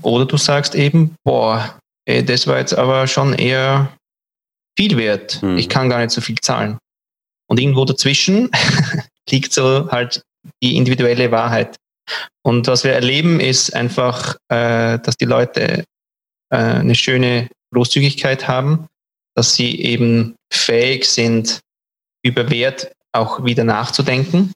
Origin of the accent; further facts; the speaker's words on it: Switzerland; Bei uns in der Schweiz